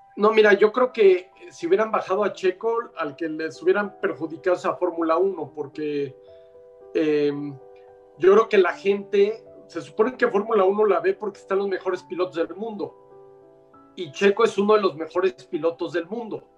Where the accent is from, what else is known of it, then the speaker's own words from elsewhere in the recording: Mexico; a mí me dio la oportunidad el ingeniero Oliveras como mexicano